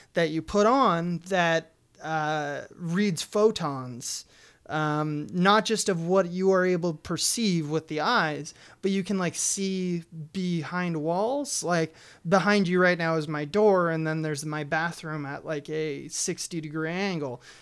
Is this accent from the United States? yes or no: yes; United States; as American citizens